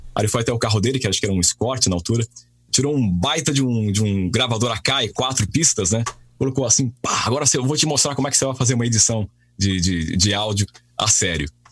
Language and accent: Portuguese; Peruíbe, São Paulo, Brazil; porque eu nasci em São Paulo, né? Mas eu depois, com cinco anos de idade, cinco seis anos, eu fui morar para o litoral de São Paulo, Peruíbe